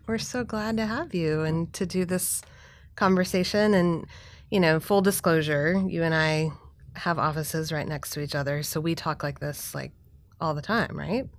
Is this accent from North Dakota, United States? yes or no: no; Texas, United States; I'm from Texas